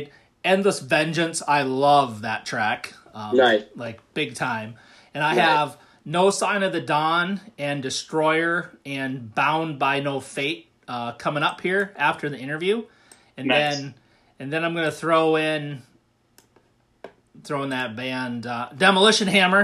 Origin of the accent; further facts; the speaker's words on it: United States; accent: American; It's my American accent